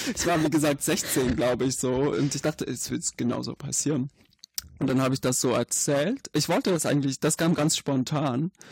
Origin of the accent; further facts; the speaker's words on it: Syria; German is a second language; moved away as an adult; now in Germany; ich komme aus Syrien